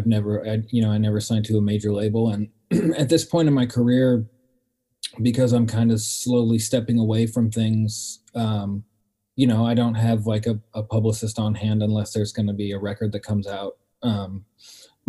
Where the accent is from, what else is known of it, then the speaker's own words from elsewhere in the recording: Pacific Northwest, United States; growing up in the Pacific Northwest in the 90s